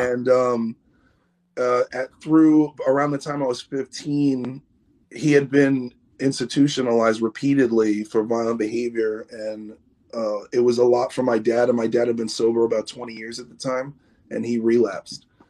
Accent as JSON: {"language": "English", "town": "New York City", "region": "New York", "country": "United States", "tie": "born or raised there", "also_born_or_lived": "Los Angeles, California", "moved": "as an adult", "lives_now": "Orange County, United States", "said": "I grew up in New York City."}